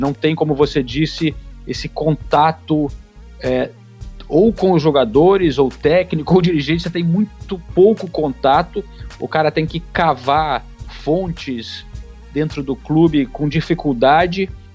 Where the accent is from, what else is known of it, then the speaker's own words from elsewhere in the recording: Brazil; moved away; A gente, como brasileiro